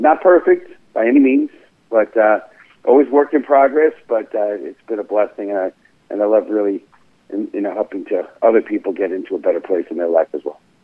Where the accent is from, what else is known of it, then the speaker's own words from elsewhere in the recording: New York City, New York, United States; now in Stamford, United States; born and raised in the Bronx